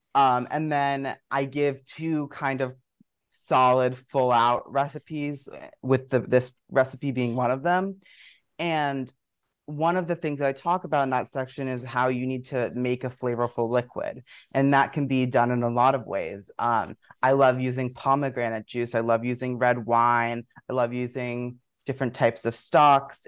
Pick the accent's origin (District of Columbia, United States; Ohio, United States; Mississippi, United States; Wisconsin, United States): District of Columbia, United States; Washington; moved away as an adult; also born or lived in Maryland / Brooklyn, New York; now in New York, United States; I uh, was born in Washington, D.C., and grew up right in the area, first in the city and then right outside of Maryland